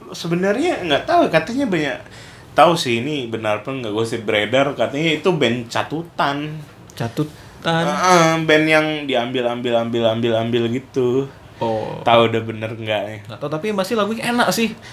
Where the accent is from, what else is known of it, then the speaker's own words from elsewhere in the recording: South Jakarta, Jakarta, Indonesia; kan gua anak Jaksel ya.